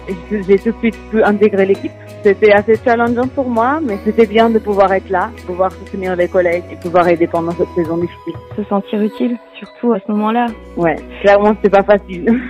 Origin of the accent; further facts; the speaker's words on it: Portugal; moved away as an adult; now in France; Je suis portugaise et j'ai habité au Portugal jusqu'à mes 22 ans et j'ai déménagé euh, en France depuis 8 ans.